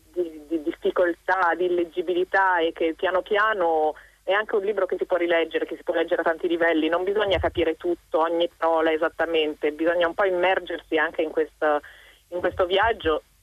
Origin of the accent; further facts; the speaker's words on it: Bolzano, Trentino-Alto Adige, Italy; io per fortuna conosco un po' di tedesco perché vengo da Bolzano